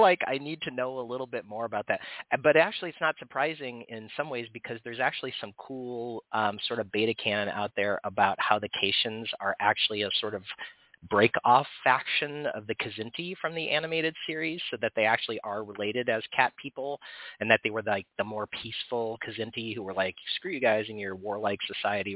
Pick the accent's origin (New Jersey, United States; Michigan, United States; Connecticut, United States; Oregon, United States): Oregon, United States; from my home state of Oregon